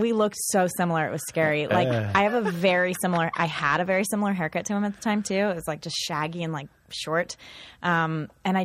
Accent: Palmdale, California, United States; also born or lived in Hollywood, Los Angeles; now in Los Angeles, United States; Raised in Palmdale

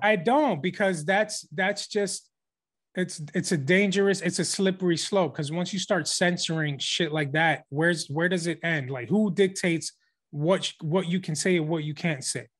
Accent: New York, United States; we're from New York

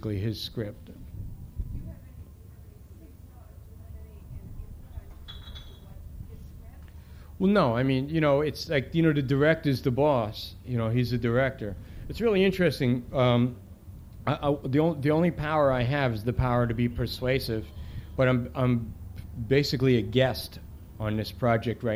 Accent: New York City, New York, United States; I grew up in the Bronx

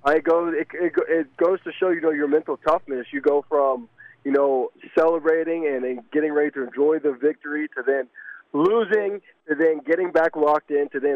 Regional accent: Alpharetta, Georgia, United States; I'm from Alpharetta, Georgia.

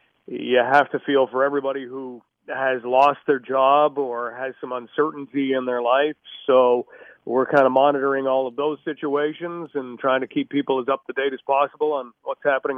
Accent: London, Ontario, Canada; born there; also born or lived in Hawkesbury; I was born in London, but my dad worked with the government, so we kind of lived on either side of Ottawa.

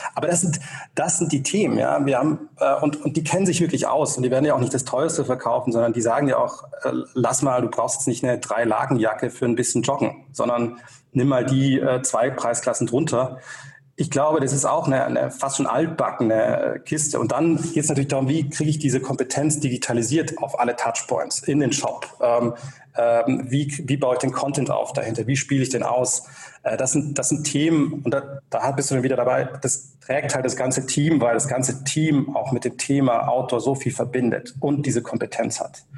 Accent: Tübingen, Baden-Württemberg, Germany; also born or lived in Berlin; Ich bin tatsächlich aufgewachsen hier in der Region in Tübingen

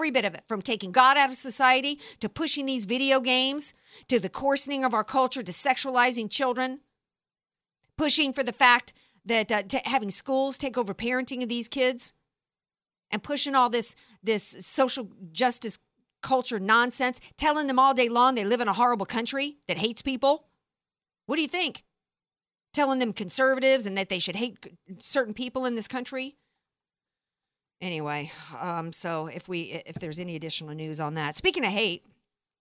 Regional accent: Deep South, United States; moved away; I grew up in the Deep South

